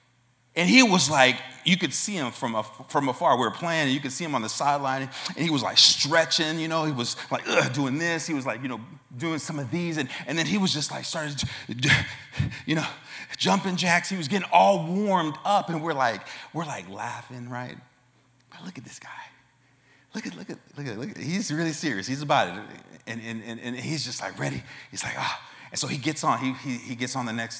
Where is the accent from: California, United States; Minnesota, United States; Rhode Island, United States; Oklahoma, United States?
California, United States; Oakland; I'm from Oakland, California. That was where I was born and raised.